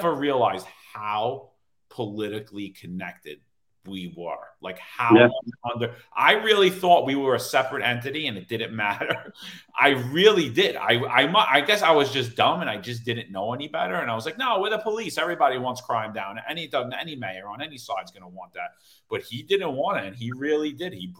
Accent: New York City, New York, United States; Brooklyn where I'm from

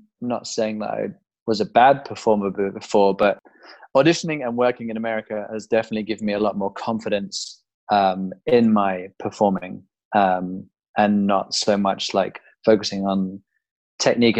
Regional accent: England, United Kingdom; moved away as an adult; now in United States

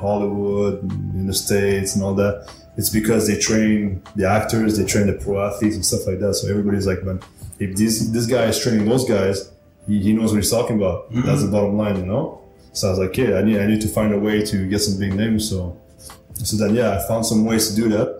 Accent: Montreal, Quebec, Canada; moved away; I'm Canadian

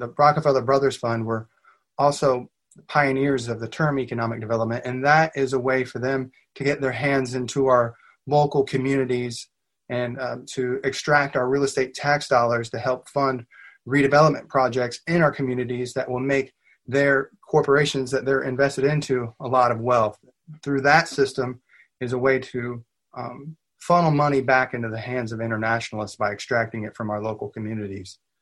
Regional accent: Southern Illinois, United States; now in Lexington, United States; I grew up in Southern Illinois, but my dad got a job transfer up here when I was in junior high, so I've been here ever since

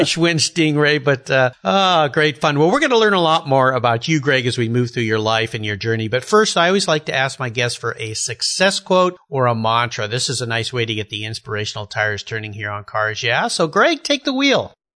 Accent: Southern California, United States; I grew up in Southern California too

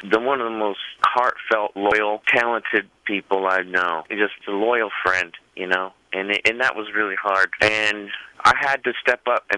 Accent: Bakersfield, California, United States; accent: Bakersfield accent; southern accent; moved away; I'll always be from Rosedale. I even have a Bakersfield accent

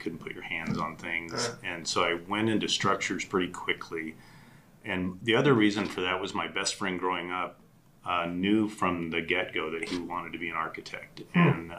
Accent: Colorado Springs, Colorado, United States; I grew up in Colorado Springs in Black Forest.

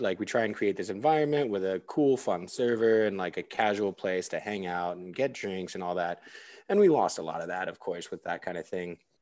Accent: the mountains in California, United States; moved away as an adult; also born or lived in Orange County, California; now in Austin, United States; I'm from, like, the mountains in California and, like, a tiny little podunk town that got its first stoplight after I graduated high school. Like, small town.

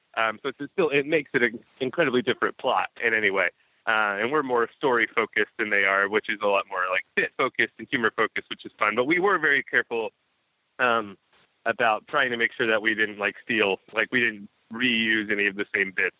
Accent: Texas, United States; I was born in Texas and raised there

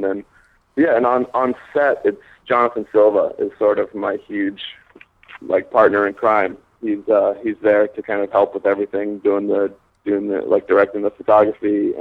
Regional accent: Fort Lauderdale, Florida, United States; I grew up in South Florida originally, Fort Lauderdale

